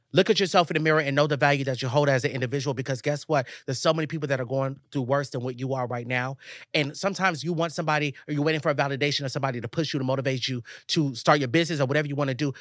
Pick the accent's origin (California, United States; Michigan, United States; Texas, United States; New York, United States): Texas, United States; moved away; my mom's house in Texas